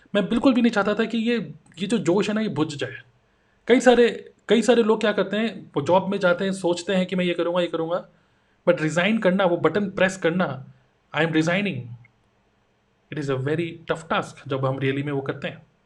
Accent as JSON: {"language": "Hindi", "town": "Dehradun", "region": "Uttarakhand", "country": "India", "moved": "as an adult", "lives_now": "Noida, India", "said": "मैं देहरादून से बिलोंग करता हूँ अभी मैं नोएडा में हूँ"}